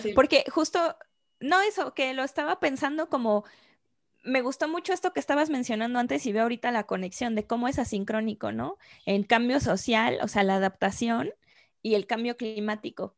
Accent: Mexico; also born or lived in England; yo como mexicana

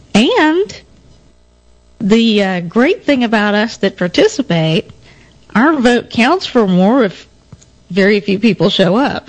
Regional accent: Denton, Texas, United States; moved to Denton, my hometown.

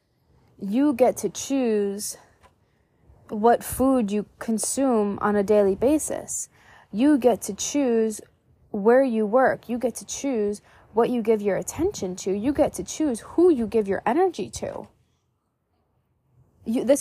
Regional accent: New York, United States; moved away as an adult; growing up in New York

